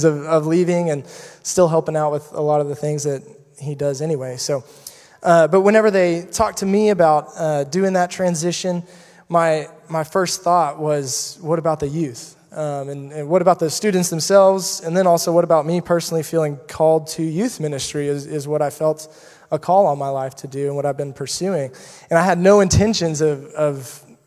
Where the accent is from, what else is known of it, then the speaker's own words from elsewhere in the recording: Burnet, Texas, United States; also born or lived in Waco, Texas; I was not born in Burnett, but raised from a super early age. I went to all grades of school in Burnett, and so this is very much my hometown